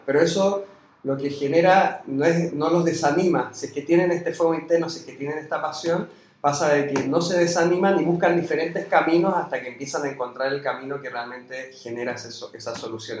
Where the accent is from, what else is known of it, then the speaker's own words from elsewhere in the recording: Chile; moved away as an adult; now in Argentina; yo soy chileno, llegué hace cinco años y medio, seis, acá en Argentina